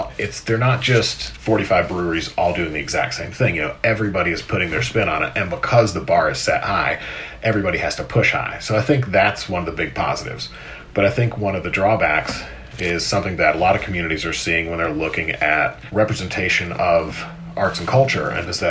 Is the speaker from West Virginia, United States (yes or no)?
yes; Logan County, West Virginia, United States; now in North Carolina, United States; I grew up in West Virginia, only a couple hours from there. I grew up in Logan County.